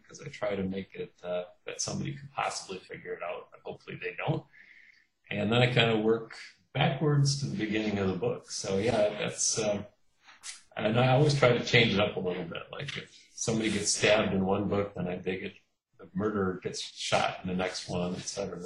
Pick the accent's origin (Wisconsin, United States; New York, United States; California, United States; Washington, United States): Wisconsin, United States; Kenosha; now in Milwaukee, United States; I grew up in Kenosha, Wisconsin, which is uh, the southeast corner of the state